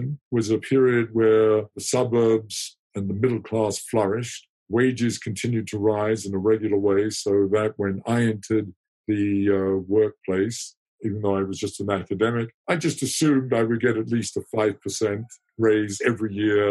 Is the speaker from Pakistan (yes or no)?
no; United Kingdom; I'm British